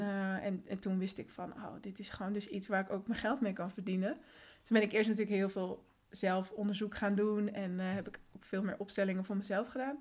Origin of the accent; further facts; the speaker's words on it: Netherlands; also born or lived in Colombia; En sinds mijn derde woon ik dus in Nederland.